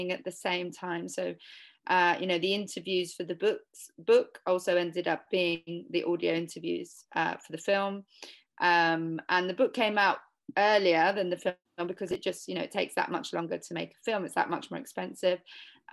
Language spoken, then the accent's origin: English; London, United Kingdom; I was born in London in the 80s